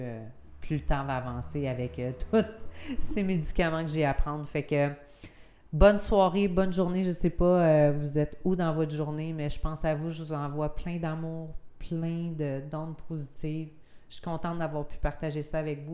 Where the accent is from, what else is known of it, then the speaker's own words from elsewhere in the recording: Gaspésie, Quebec, Canada; je suis gaspésienne, tu sais, je viens du Canada, je suis québécoise, puis je suis gaspésienne